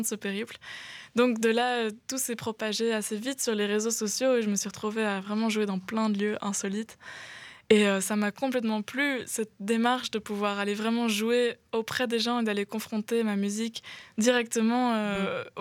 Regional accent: near Grez-Doiceau, Walloon Brabant, Wallonia, Belgium; now in Brussels, Belgium; Quand j'étais petite, euh, j'étais près de Aigezé

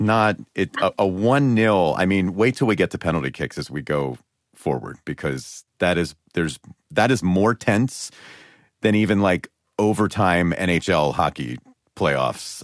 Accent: Los Angeles, California, United States; L A, my hometown

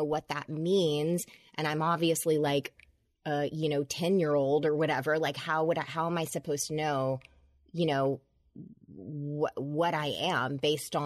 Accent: Georgia, United States; I grew up in Georgia, and my dad was a politician, a Democrat

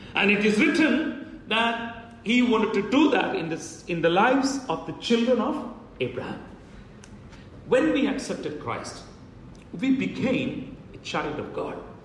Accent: India; as an Indian

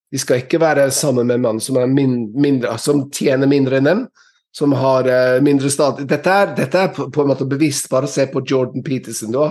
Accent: England, United Kingdom; Norwegian is a second language; now in Norway; før, før, jeg flyttet til Norge fra England, så hadde alle hørt om snømåking

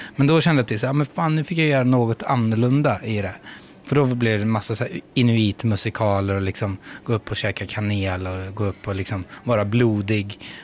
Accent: Skara, Västra Götaland, Sweden; now in Stockholm, Sweden; jag flyttade ifrån Skara

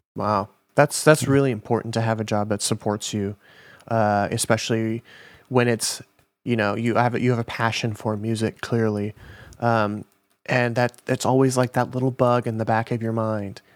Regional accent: Minnesota, United States; now in Los Angeles, United States; I'm from Minnesota

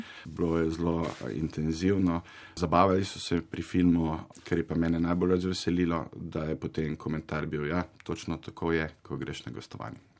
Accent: Zagorje ob Savi, Zasavje, Slovenia; sam sem sicer iz Zagorja

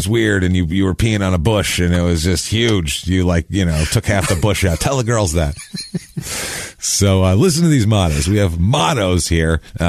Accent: New York, United States; Especially I'm from New York and it's been a lifelong thing for me.

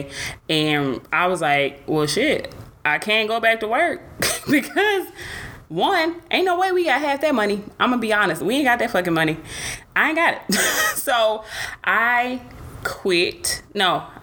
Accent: Atlanta, Georgia, United States; now in Dallas, United States; I'm from Atlanta

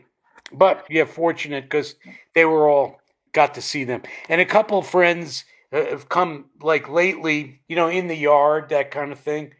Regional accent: Asbury Park, New Jersey, United States; moved away as an adult; also born or lived in New York; I'm born in Asbury

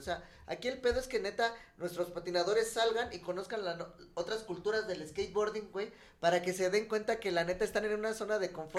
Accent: Mexico

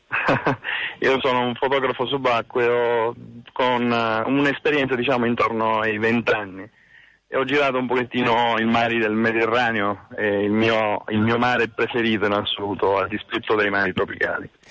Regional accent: Sicily, Italy; sono siciliano

